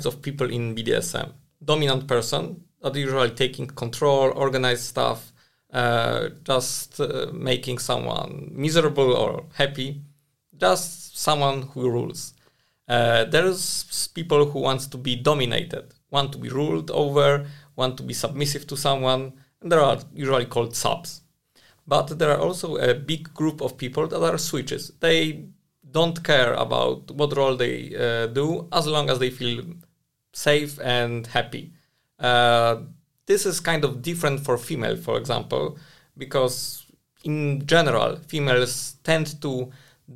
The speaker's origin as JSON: {"language": "English", "region": "Prague", "country": "Czechia", "said": "I'm from Prague"}